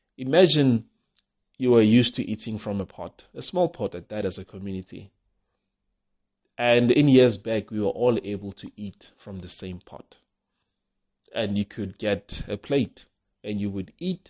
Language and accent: English; South Africa; You try as a South African to start a shop